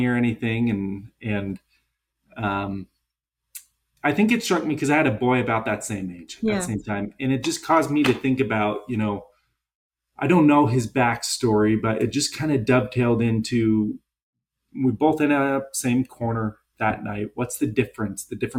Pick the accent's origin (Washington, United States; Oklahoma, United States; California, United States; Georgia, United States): Washington, United States; Seattle; I'm from Seattle